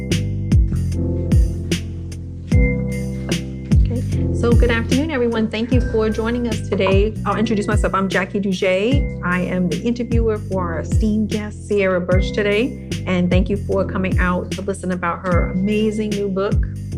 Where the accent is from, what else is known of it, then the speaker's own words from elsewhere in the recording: Washington, District of Columbia, United States; moved away as an adult; now in New Jersey, United States; I grew up in Washington, D.C. and then moved to New Jersey for college, post-grad